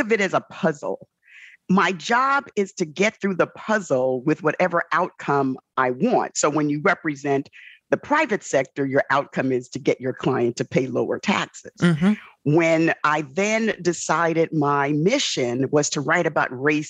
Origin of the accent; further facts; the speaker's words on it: New York City, New York, United States; born and raised in the South Bronx